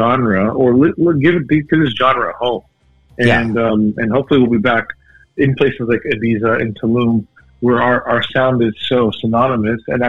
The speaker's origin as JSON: {"language": "English", "country": "United States", "tie": "born or raised there", "said": "us growing up in America"}